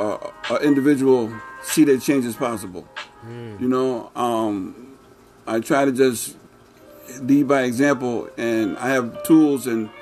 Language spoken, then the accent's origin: English; Springfield, Massachusetts, United States; born and raised in Springfield. I'm from the Mason Square area, born and raised all my life